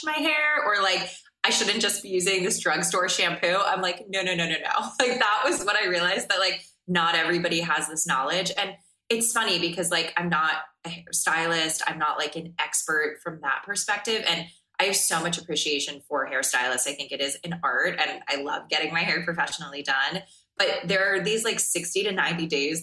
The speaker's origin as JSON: {"language": "English", "region": "South Florida", "country": "United States", "tie": "born or raised there", "said": "I even remember being like the weirdo kid growing up in South Florida"}